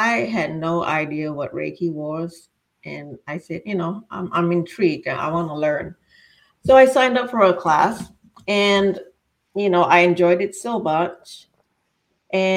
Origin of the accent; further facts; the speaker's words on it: Singapore; moved away as an adult; also born or lived in Florida, United States; now in Virginia, United States; I was born and raised in Singapore